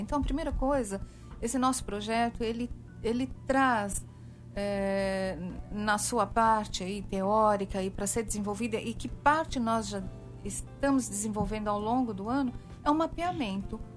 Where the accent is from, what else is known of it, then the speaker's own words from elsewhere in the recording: São Paulo, Brazil; now in Paraíba, Brazil; eu sou uma paulistana